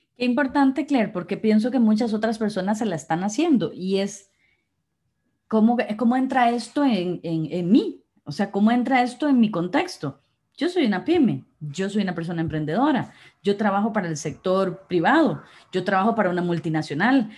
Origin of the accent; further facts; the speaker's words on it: Costa Rica; somos costarricenses